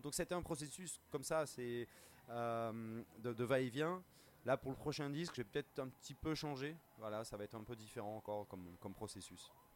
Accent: Bordeaux, Nouvelle-Aquitaine, France; j'ai grandi à Bordeaux en, écoutant des musiciens guinéens, sénégalais

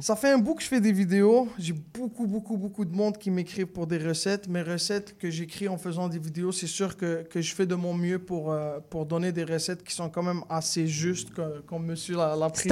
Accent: Morocco; now in Quebec, Canada; je viens du Maroc

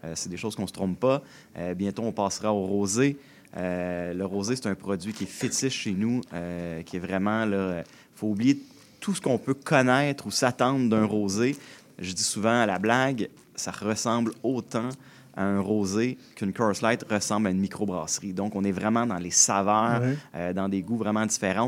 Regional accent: Joliette region, Quebec, Canada; Je suis né euh, dans la région de Joliette

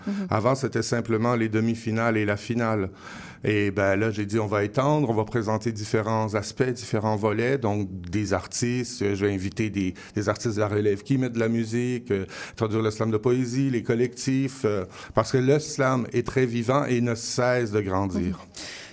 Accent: Quebec, Canada; first language French; notre parlure, on hein, appelons ça comme ça, notre parler français est, euh, est propre euh, à l'utilisation de la métaphore

